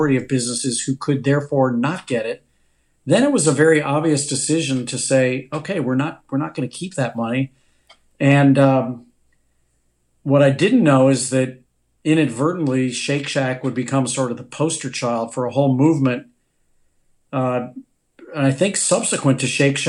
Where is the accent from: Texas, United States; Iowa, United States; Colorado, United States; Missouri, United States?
Missouri, United States; St. Louis; moved away; when I grew up in St. Louis